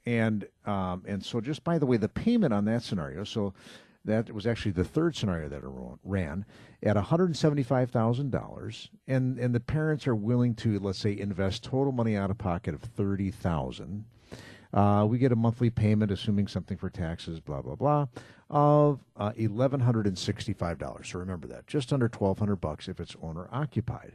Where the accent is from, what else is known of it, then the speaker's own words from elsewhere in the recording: Muskego, Wisconsin, United States; Muskego, my hometown